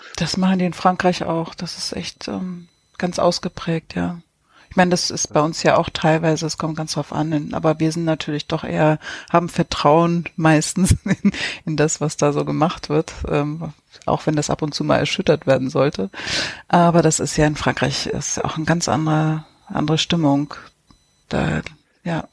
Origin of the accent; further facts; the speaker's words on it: Lübeck, Schleswig-Holstein, Germany; moved away; als ich in Travemünde noch gelebt habe als Kind